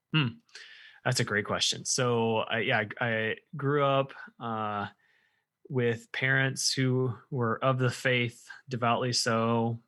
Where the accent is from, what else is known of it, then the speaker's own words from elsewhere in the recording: central Illinois, United States; moved away as an adult; now in Indiana, United States; I spent most of my life in central Illinois